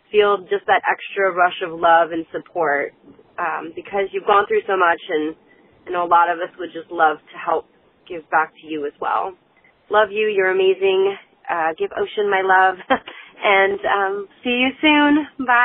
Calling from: Atlanta, Georgia, United States; I'm calling from Atlanta.

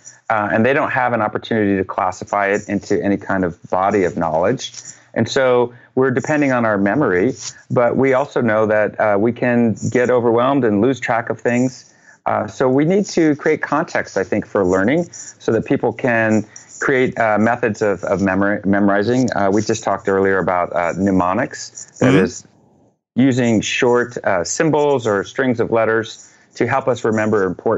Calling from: Portland, Oregon, United States; Portland, Oregon.

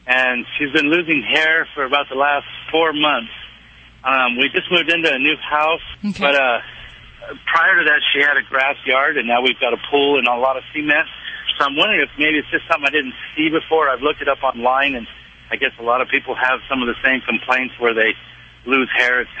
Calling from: Lemoore, California, United States; Um, I'm in Lemoore, California.

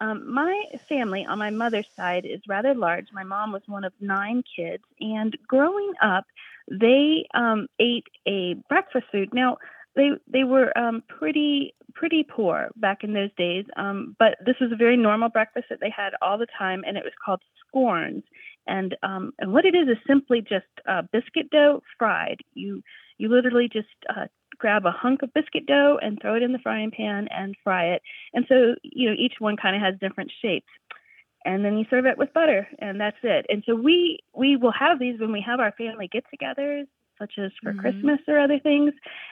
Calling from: Harrisonburg, Virginia, United States; I'm calling from Harrisonburg, Virginia.

